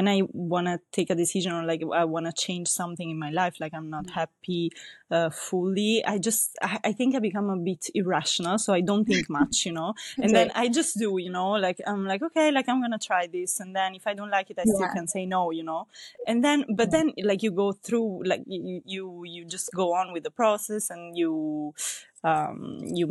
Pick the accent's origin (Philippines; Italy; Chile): Italy; moved away as an adult; also born or lived in Venice / France / Milan; now in Stockholm, Sweden; I was born and raised in Italy